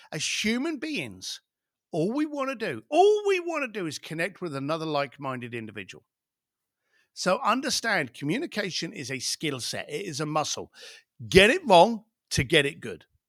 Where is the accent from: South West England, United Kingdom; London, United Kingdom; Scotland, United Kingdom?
London, United Kingdom; I was born in East Len, East End London